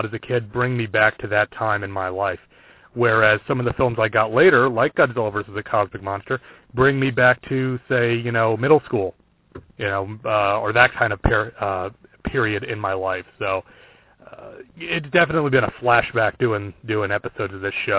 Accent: Brewster, New York, United States; my local library growing up in the small town of Brewster, New York

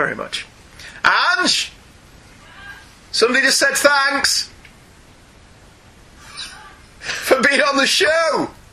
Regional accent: United Kingdom; We're British.

